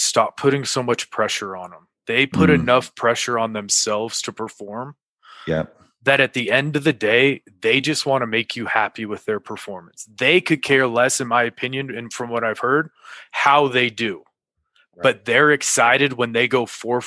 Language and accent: English; California, United States; moved away as an adult; also born or lived in Mississippi; now in Denver, United States; I loved growing up in California